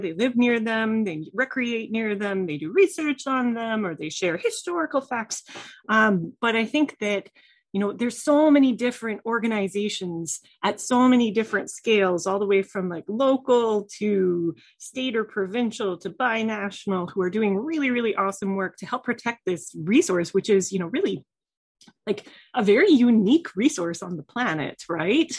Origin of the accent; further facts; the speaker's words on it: Canada; now in United States; I'm a Canadian living in the U S